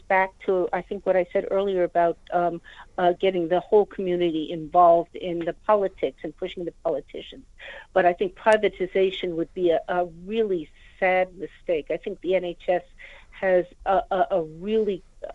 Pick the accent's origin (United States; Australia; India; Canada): United States; now in United Kingdom; you might be able to tell from my accent, I'm myself from the United States.